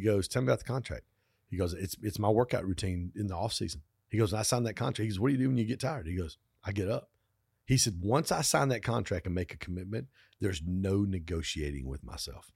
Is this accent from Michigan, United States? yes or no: yes; Pontiac, Michigan, United States; I grew up in Pontiac. Dad worked, worked, worked for General Motors